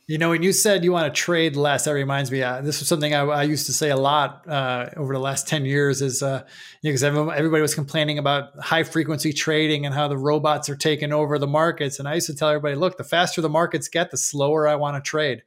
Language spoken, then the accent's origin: English; Buffalo, New York, United States; moved away; also born or lived in Chicago, Illinois; I'm originally from Buffalo, New York, for those who don't know, but, uh, but I lived in Chicago for ten years